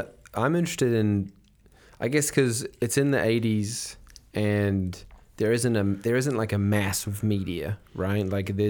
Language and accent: English; New Zealand; we didn't have fucking cable in New Zealand.